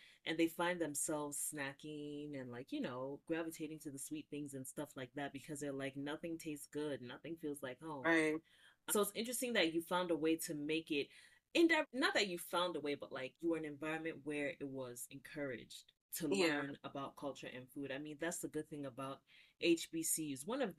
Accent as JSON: {"language": "English", "country": "Nigeria", "said": "as a Nigerian content creator, if you only make Nigerian food, that's wrong, right?"}